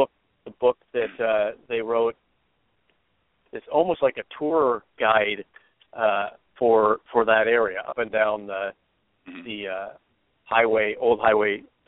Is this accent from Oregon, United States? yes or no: yes; Portland, Oregon, United States; I was from Oregon, grew up in Portland